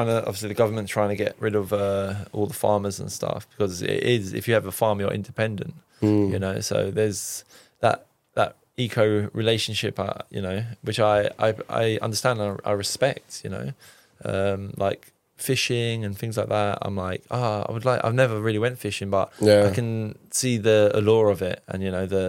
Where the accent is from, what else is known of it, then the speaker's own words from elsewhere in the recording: Cyprus; I'm like Turkish Cypriot, I'm from Cyprus, so like barbecues, all that kind of good stuff.